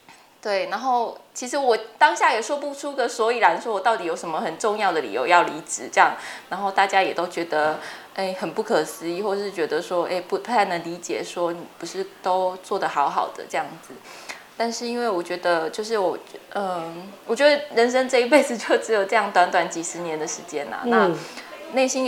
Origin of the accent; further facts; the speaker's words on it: Chiayi, Chiayi City, Taiwan; moved away as an adult; also born or lived in Taichung / Taipei; 那我本身是嘉义人，然后在嘉义就是从小在嘉义市长大，然后就一直念到高中，就是一个很平凡的在嘉义长大的小孩。